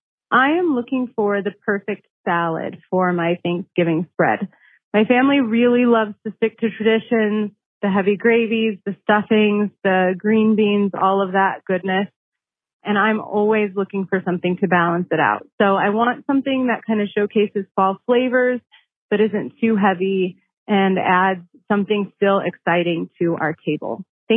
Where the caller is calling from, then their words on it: Palisade, Colorado, United States; I'm calling from Palisade, Colorado.